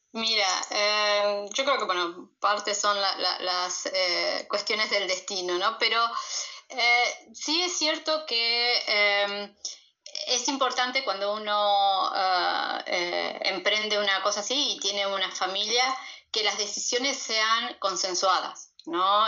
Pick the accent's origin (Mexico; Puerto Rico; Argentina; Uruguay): Argentina; moved away as an adult; also born or lived in Peru; soy argentina